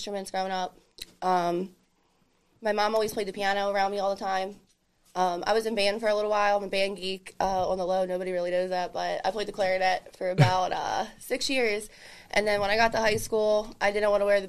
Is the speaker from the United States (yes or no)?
yes; Coatesville, Pennsylvania, United States; I'm from Coatesville, Pennsylvania